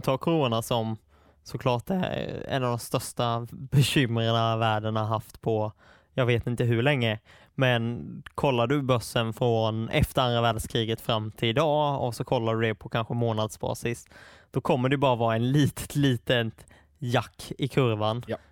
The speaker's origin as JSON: {"language": "Swedish", "town": "Attsjö", "region": "Kronoberg County", "country": "Sweden", "tie": "born or raised there", "moved": "as an adult", "lives_now": "Stockholm, Sweden", "said": "Attsjö, där jag är uppvuxen"}